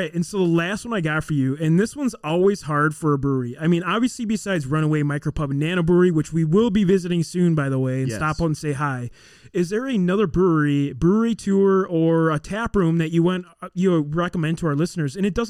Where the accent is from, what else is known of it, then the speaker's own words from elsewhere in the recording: Elkhorn, United States; We grew up in Elkhorn, was kind of our hometown.